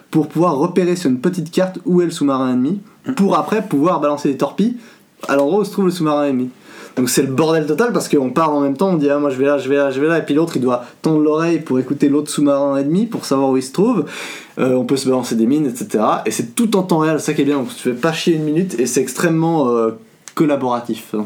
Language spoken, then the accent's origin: French; France; Je suis français.